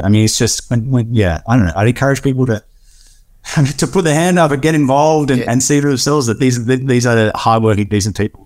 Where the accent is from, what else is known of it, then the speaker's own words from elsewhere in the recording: Australia; an Australian citizen